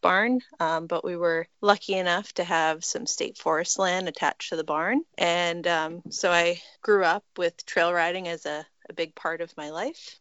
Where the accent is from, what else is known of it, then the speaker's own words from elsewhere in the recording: Massachusetts, United States; moved away as an adult; also born or lived in New Hampshire; now in Vermont, United States; I grew up in Massachusetts and started riding